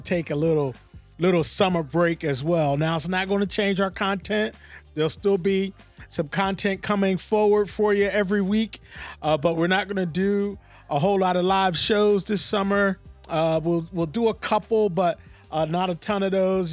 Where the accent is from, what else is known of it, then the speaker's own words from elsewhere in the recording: Philadelphia, Pennsylvania, United States; I'm from Philly